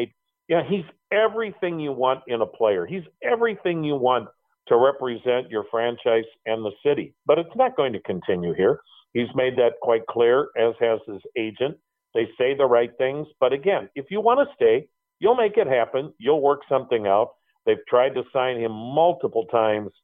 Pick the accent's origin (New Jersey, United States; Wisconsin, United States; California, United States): Wisconsin, United States; I'm from Wisconsin